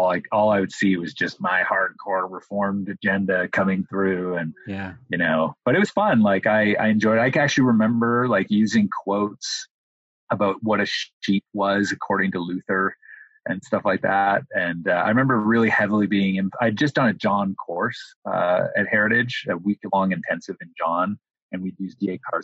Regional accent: Windsor, Ontario, Canada; moved away as an adult; also born or lived in Toronto, Ontario; now in United States; my hometown of Windsor, Ontario

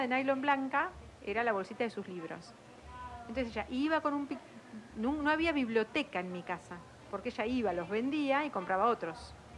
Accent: La Plata, Buenos Aires Province, Argentina; soy de afuera, soy de la Ciudad de La Plata, de las afueras de la Ciudad de La Plata.

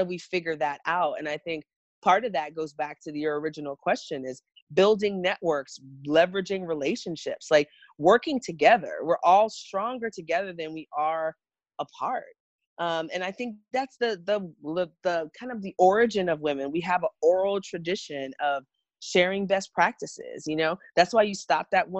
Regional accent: New York, United States; also born or lived in Jamaica; I was born in Jamaica, but grew up in New York

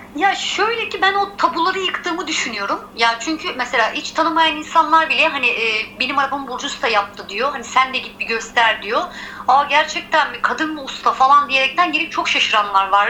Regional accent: Izmir, Turkey; also born or lived in Giresun (ancestry); doğma büyüme İzmirliyim

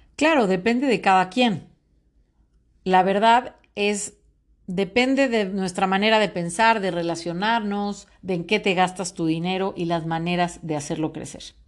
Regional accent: Mexico; soy orgullosamente mexicana

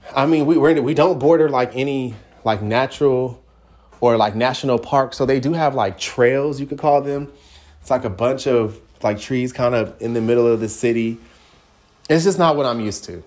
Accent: Upland, California, United States; moved away as an adult; also born or lived in Inglewood, Los Angeles, California; now in Texas, United States; born there, raised more Inland Empire to the east, Upland. Went to Upland High, Upland Elementary, Upland Junior High School

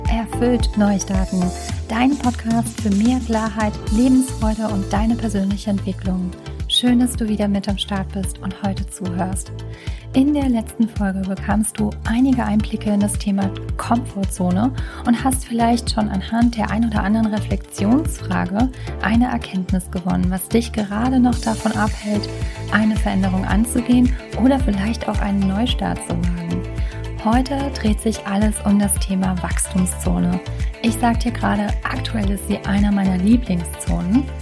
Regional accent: Trier, Rhineland-Palatinate, Germany; als ich in meiner alten Heimat in Trier lebte und was auch für eine lange Zeit echt gut war.

